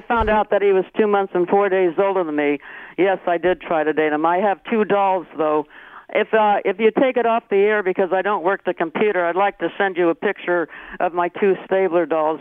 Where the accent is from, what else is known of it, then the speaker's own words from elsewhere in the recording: Hayward, California, United States; I come from Hayward, California